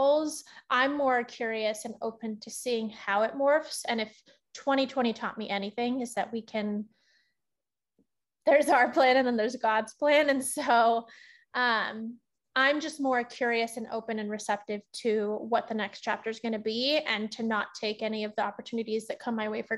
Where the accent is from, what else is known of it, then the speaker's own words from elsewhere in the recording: Northern California, United States; moved away as an adult; also born or lived in Los Angeles; my hometown at my parents' restaurant back in NorCal